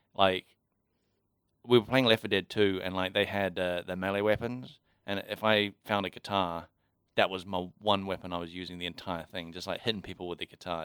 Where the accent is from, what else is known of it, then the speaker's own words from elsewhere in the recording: New Zealand; now in Auckland, New Zealand; being a cop in Kaikui, which is my hometown